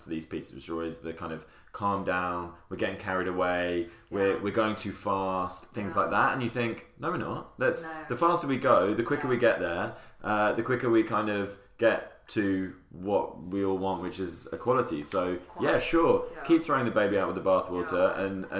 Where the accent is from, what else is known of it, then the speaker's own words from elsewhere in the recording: the north of England, United Kingdom; I'm from the north